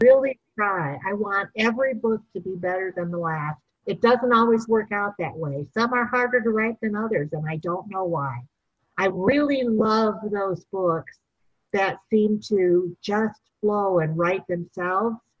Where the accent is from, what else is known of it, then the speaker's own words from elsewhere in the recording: St. Paul, Minnesota, United States; I'm originally from Minnesota, St. Paul, Minnesota